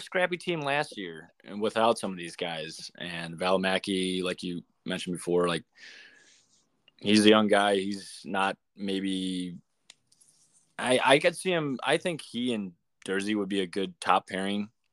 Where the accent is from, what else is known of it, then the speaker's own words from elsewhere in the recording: Chicago, Illinois, United States; Chicago Blackhawks, my hometown team.